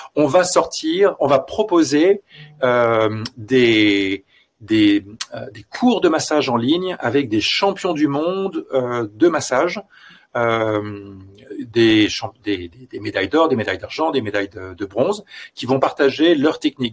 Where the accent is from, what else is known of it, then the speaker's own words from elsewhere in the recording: France; also born or lived in Los Angeles; now in Belgium; je suis français et je vis en Belgique